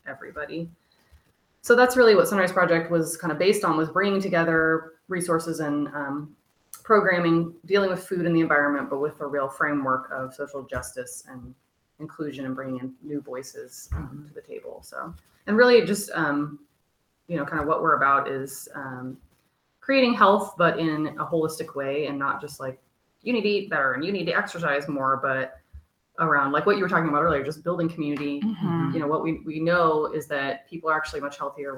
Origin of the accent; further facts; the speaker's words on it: Lawrence, Kansas, United States; also born or lived in Great Bend, Kansas; I was born in Great Bend, Kansas, moved up here when I was 8. So I basically, this is my hometown